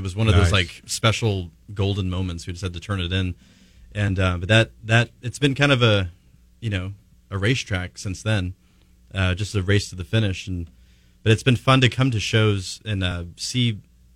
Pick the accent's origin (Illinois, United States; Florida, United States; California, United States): California, United States; Modesto; also born or lived in Los Angeles, California; I grew up in Modesto, California